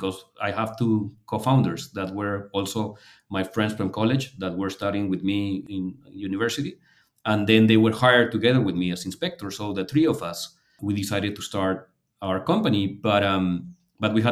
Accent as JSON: {"language": "English", "region": "Lima", "country": "Peru", "tie": "born or raised there", "said": "here in Lima, Peru, in my hometown"}